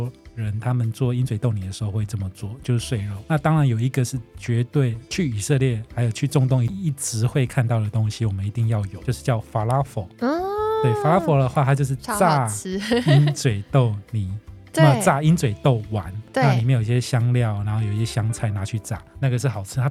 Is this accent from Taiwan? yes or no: yes; Taiwan; 那披萨也是我们台湾人很多人很喜欢的